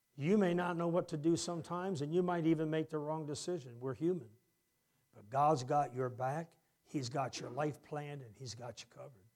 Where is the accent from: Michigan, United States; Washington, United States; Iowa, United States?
Michigan, United States; Harrison; I'm the kid from Harrison, Michigan.